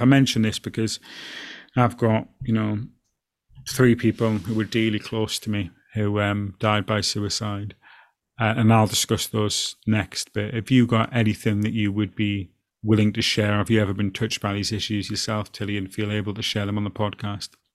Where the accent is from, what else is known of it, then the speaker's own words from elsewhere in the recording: Alston, North West England, United Kingdom; growing up from my hometown of Alston